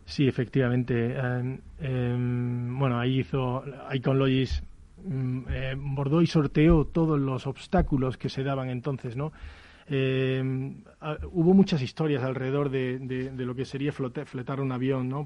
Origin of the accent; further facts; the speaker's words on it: Spain; nosotros como muchos españoles